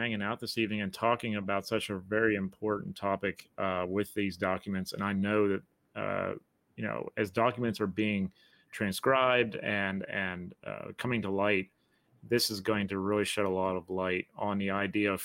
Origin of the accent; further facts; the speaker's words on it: Pennsylvania, United States; I'm Pennsylvanian.